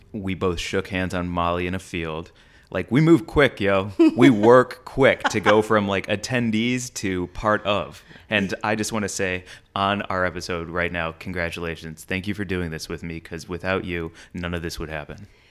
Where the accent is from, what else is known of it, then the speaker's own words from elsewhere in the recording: St. Louis, Missouri, United States; I'm from St. Louis